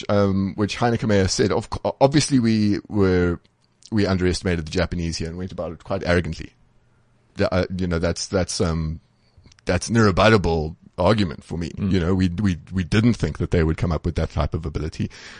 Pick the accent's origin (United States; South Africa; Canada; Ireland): South Africa